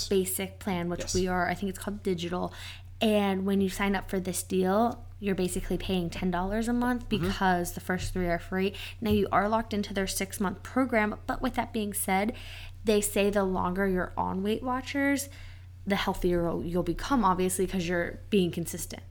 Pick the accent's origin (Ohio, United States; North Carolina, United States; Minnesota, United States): Ohio, United States; Cincinnati; Cincinnati, Ohio.